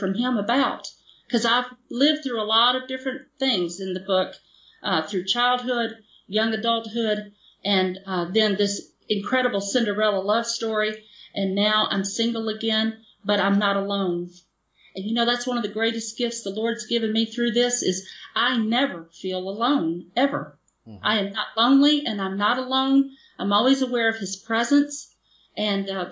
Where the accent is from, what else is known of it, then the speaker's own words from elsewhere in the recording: the South, United States; moved away; also born or lived in Mississippi / Goshen, Indiana; I'm from the South